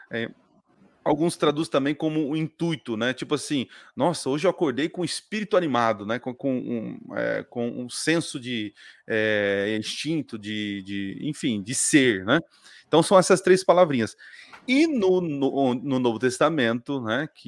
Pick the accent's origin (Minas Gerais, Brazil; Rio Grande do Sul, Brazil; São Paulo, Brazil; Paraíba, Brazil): São Paulo, Brazil; born there; Ah, tá. É, no interior onde eu nasci é gelinho.